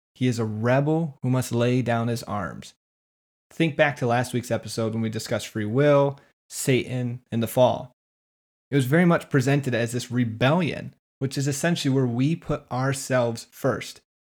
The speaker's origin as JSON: {"language": "English", "region": "West Michigan", "country": "United States", "tie": "born or raised there", "said": "growing up in West Michigan"}